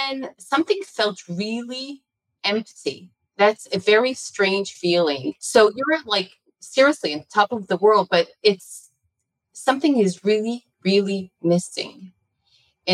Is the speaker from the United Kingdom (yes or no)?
no; Israel; also born or lived in United States; I was born in the United States of America. My parents are Israelis. My father got his PhD and postdoctorate in Yale, Princeton. And I grew up in Israel, and all my adult life has been here